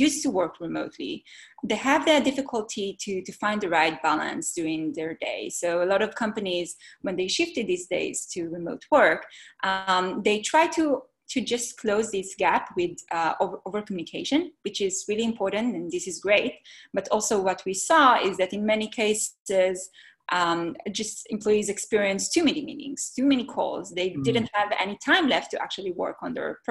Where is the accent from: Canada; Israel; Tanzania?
Israel; moved away as an adult; now in Bay Area, United States; I'm originally from Israel.